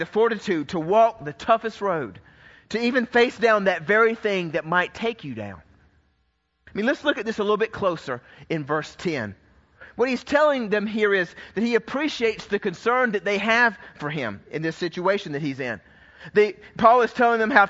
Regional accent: Georgia, United States; I was raised in Georgia where it was a sin if you didn't have a Coke in your hand

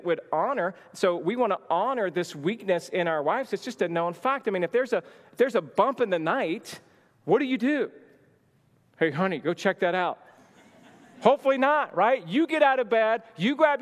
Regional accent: the South, United States; moved away; I grew up in the South

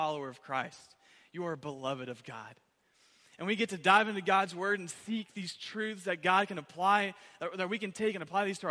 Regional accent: Owosso, Michigan, United States; I'm from Owosso originally

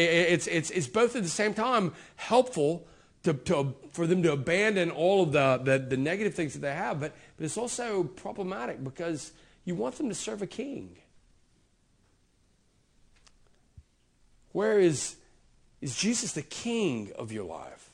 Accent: United States; I was raised, I'm an American

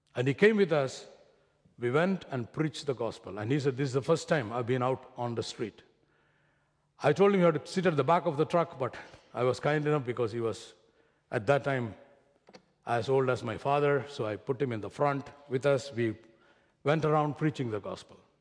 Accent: Kerala, India; accent: heavy Indian; moved away; I come from Kerala, which is about three days of travel in a train

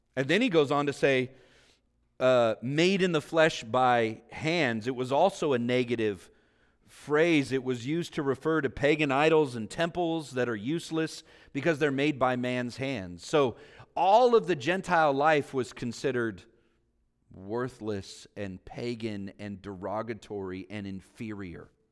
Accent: Vallejo, California, United States; being back home here, living near where I grew up in Vallejo

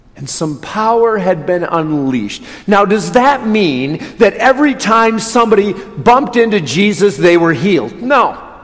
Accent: Watertown, Wisconsin, United States; moved away; I grew up in Watertown

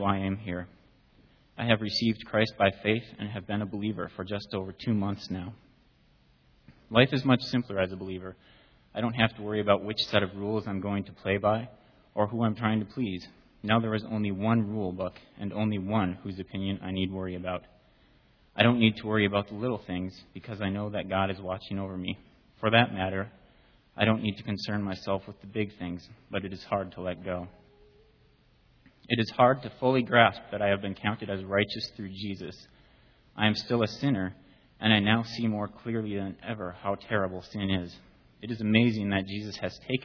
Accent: Minnesota, United States; now in Arizona, United States; I was born in Minnesota and was raised there, but I now live in Arizona

